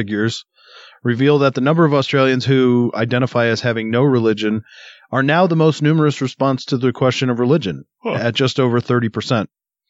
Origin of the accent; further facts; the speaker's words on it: United States; as an American